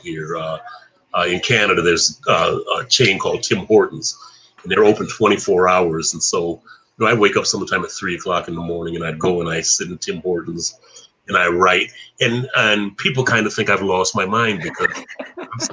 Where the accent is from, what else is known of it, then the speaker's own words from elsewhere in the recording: Flint, Michigan, United States; coming from Flint